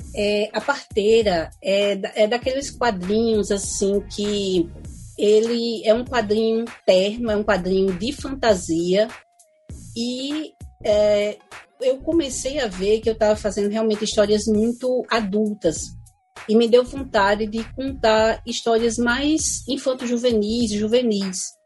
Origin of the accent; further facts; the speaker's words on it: Brazil; a gente é brasileira mesmo